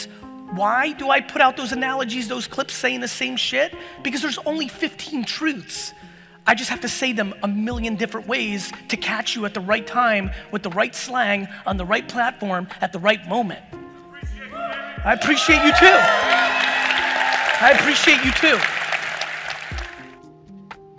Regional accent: Edison, New Jersey, United States; born or raised there; also born or lived in Soviet Union

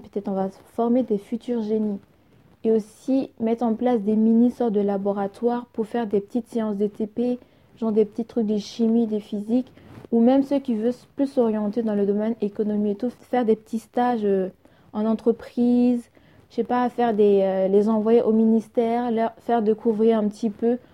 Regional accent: Burkina Faso

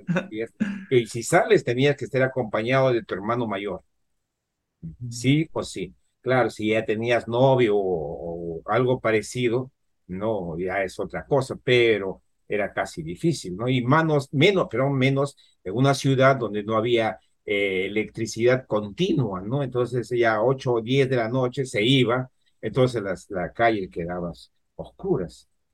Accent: Huánuco, Peru; moved away; Yo provengo de Huánuco, ¿no? Una, una ciudad. Allá en mi juventud no había mucha electricidad

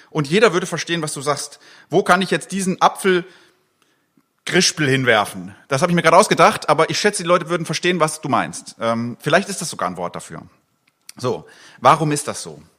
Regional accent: Eastern Switzerland, Switzerland; Ich bin Schweizer eigentlich, ich komme aus der Ostschweiz. Und da heißt dieses Ding Bürschki.

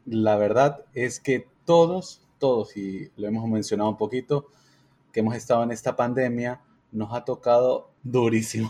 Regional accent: Ecuador; Somos cuatro amigos, somos de Ecuador

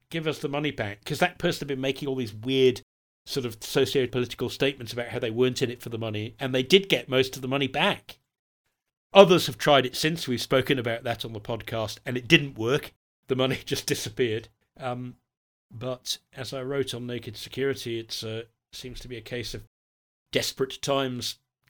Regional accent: United Kingdom; born there; since I am British by birth

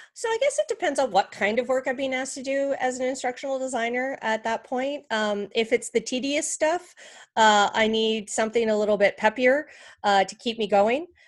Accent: Canada; moved away; I'm also from Canada originally.

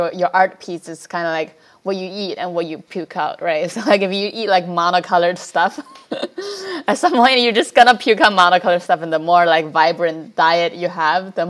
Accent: China; moved away; also born or lived in New York; I grew up in China

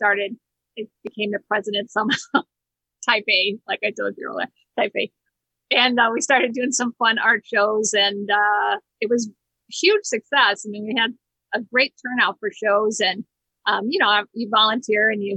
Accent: Hammond, Indiana, United States; also born or lived in Chicago / Whiting, Indiana; I grew up in North Hammond, went to school at Clark.

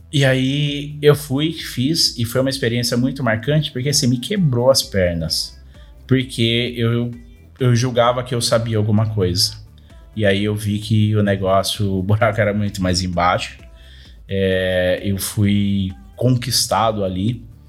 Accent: Paulínia, São Paulo, Brazil; tenho 36 anos, sou de Paulínia.

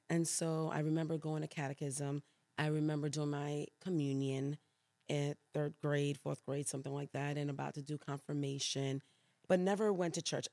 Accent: New York City, New York, United States; moved away as an adult; also born or lived in Puerto Rico / Brooklyn / Queens / Louisiana; now in Elk Grove, United States; born there, but raised in New York City

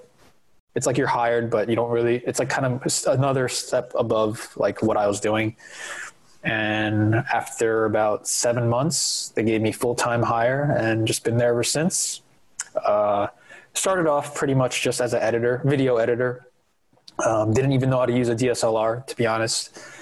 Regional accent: New Jersey, United States; I'm born and raised in New Jersey

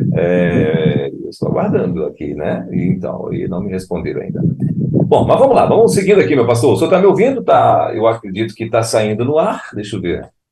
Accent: Pará, Brazil; Eu sou do Pará

